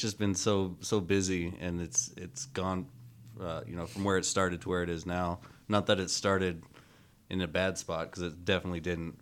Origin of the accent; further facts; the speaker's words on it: Aberdeen, Washington, United States; also born or lived in Spokane, Washington; I'm originally from Aberdeen, Washington